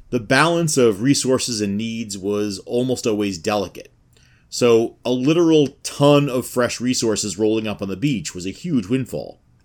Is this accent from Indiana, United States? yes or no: no; New York City, New York, United States; I am from Queens